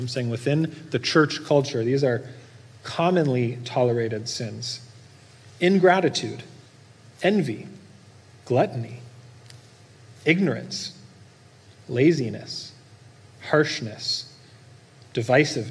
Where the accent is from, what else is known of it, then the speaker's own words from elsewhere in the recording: Norco, California, United States; I grew up in Norco, don't judge me, but we raised animals for food